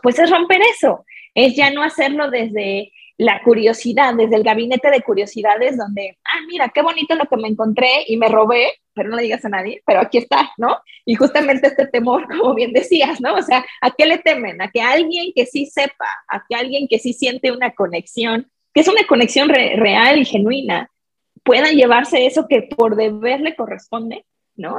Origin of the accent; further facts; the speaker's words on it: Mexico; mi experiencia como mexicana